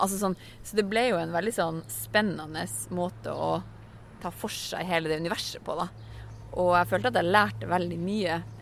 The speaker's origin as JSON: {"language": "Norwegian", "region": "Finnmark", "country": "Norway", "said": "jeg kommer fra Finnmark, jeg er ikke fra Oslo vest"}